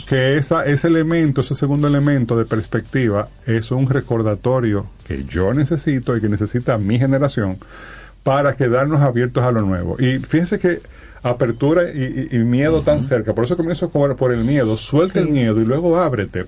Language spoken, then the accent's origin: Spanish; Dominican Republic; nosotros como sociedad dominicana